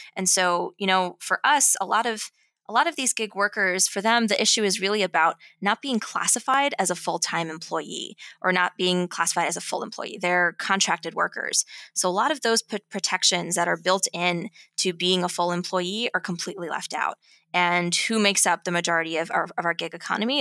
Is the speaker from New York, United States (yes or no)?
yes; New York City, New York, United States; my hometown itself was started by World War Two veterans